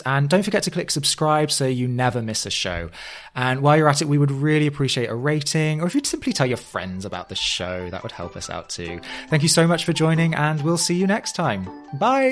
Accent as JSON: {"language": "English", "region": "England", "country": "United Kingdom", "moved": "yes", "lives_now": "New York, United States", "said": "I now live in New York. W, as an Englishman abroad"}